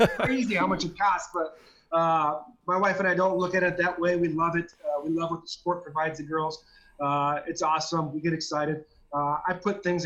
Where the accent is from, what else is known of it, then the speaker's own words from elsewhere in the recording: Southern California, United States; I grew up in Southern California, and I was a diehard Dodger fan